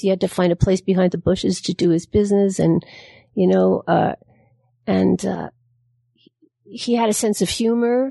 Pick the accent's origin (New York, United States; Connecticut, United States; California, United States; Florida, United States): New York, United States; I'm from New York